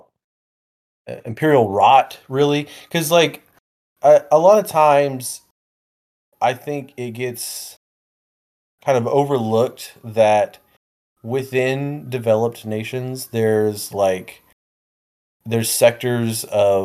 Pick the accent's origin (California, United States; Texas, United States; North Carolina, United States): Texas, United States; Houston; now in Augusta, United States; Originally I'm from Texas, from the Houston area, but I moved over here because this is my wife's hometown